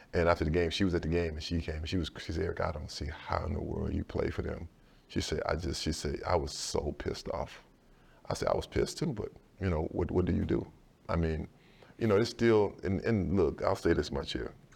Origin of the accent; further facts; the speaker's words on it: Sealy, Texas, United States; also born or lived in Dallas, Texas; I never really experienced a real racism in my hometown of Sealy, of, of a small, it's a small town of two thousand people